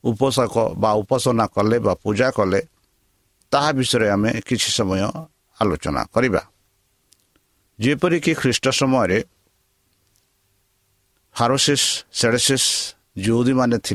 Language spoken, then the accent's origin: Odia; India; ଆମ ଭାରତ ଦେଶରେ